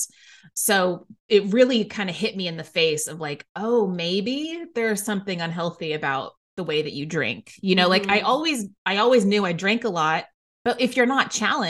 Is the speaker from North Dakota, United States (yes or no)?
no; Waco, Texas, United States; moved away as an adult; now in New York City, United States; I grew up in Waco, Texas